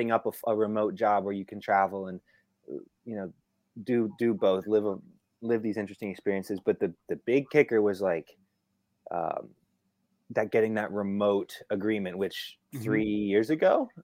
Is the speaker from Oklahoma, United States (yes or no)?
no; Northern Virginia, United States; Growing up in the Northern Virginia area